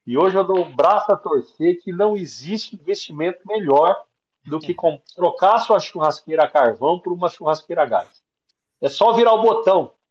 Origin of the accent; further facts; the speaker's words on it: Campo Grande, Mato Grosso do Sul, Brazil; a minha família é do Mato Grosso do Sul. Eu sou de Campo Grande, Mato Grosso do Sul, e aprendi a fazer churrasco com gaúcho.